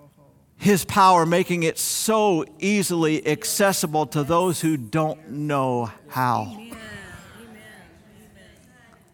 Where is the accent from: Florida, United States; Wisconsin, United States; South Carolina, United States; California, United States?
Florida, United States; South; as a young man growing up in South Florida